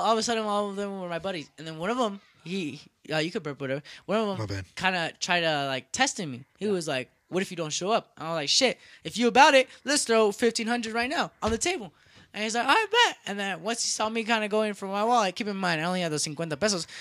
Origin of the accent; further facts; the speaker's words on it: United States; I'm from the United States